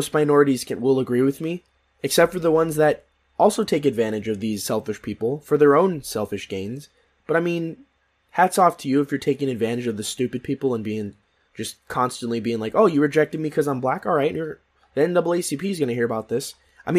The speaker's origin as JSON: {"language": "English", "country": "Philippines", "said": "I am Filipino. I am the most underrepresented part of the Asian community."}